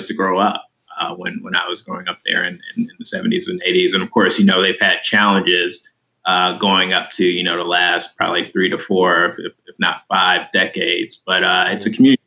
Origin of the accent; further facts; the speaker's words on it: Flint, Michigan, United States; moved away; growing up in Flint